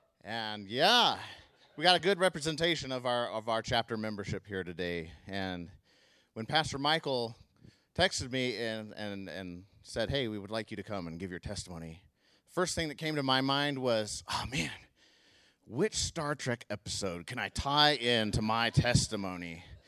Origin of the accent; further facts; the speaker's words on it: Mongolia; And while living there, that was not the most pleasant years of my life growing up in Mongolia.